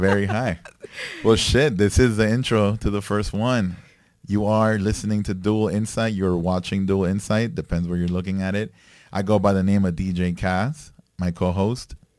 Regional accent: Nicaragua; I grew up, I grew up in Nicaragua

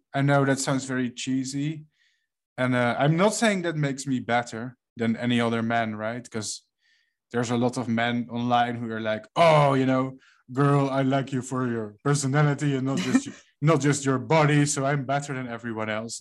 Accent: Netherlands; I'm from the Netherlands

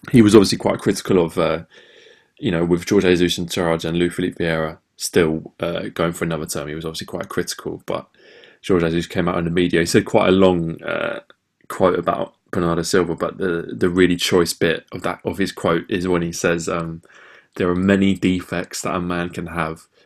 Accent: England, United Kingdom; because it's quite an alien concept really for us as English football fans

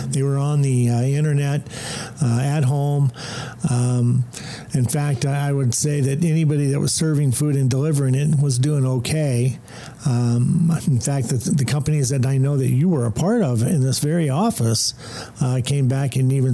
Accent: Compton, California, United States; I grew up in Compton, California

